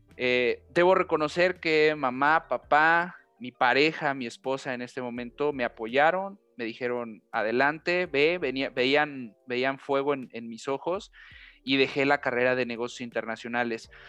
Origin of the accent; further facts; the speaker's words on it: Xalapa, Veracruz, Mexico; moved away as an adult; also born or lived in Pachuca, Hidalgo; now in Hidalgo, Mexico; yo nací en la ciudad de Pachuca, Hidalgo, al centro eh, del país, al centro muy cerca de la Ciudad de México. Eh, desde muy pequeño, a los siete años, eh, por cuestiones familiares, tuvimos que irnos al estado de Veracruz. Viví también en, la capital este, veracruzana, en Jalapa. Estuve por allá 20 años